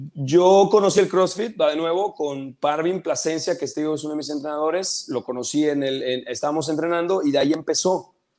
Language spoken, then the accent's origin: Spanish; Mérida, Yucatán, Mexico; moved away as an adult; now in Chetumal, Mexico; yo soy de Mérida, yo nací en Mérida, Yucatán, ahí crecí y hace aproximadamente unos 2, 13, 14 años me vine a vivir a Chetumal